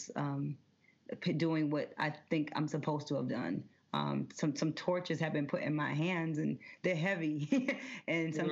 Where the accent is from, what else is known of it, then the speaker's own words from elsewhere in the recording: Detroit, Michigan, United States; moved away as an adult; also born or lived in New York; I'm a Black girl poet from the west side of Detroit, born and raised in the D, a beautiful Black city